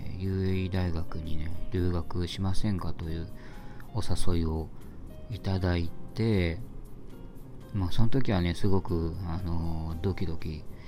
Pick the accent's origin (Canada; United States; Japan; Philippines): Japan; moved away